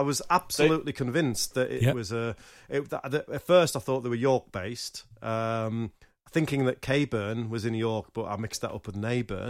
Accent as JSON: {"language": "English", "town": "Newcastle upon Tyne", "region": "North East England", "country": "United Kingdom", "said": "I'm a Geordie man."}